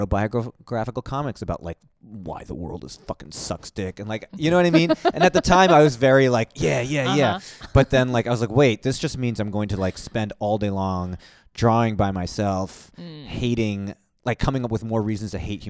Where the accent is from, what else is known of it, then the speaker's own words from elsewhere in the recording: New York, United States; Well, I'm from New York originally.